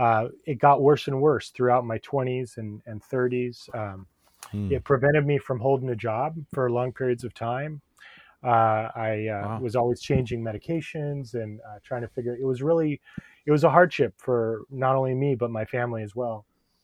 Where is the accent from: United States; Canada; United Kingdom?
United States; California; Well, I was raised in the East Bay area on a 5-acre parcel, and I was in 4-H, and we had 28 walnut trees